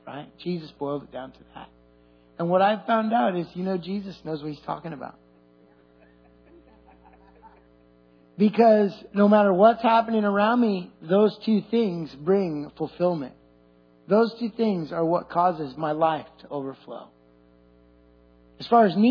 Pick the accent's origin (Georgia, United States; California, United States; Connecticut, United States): California, United States; I'm Californian through and through.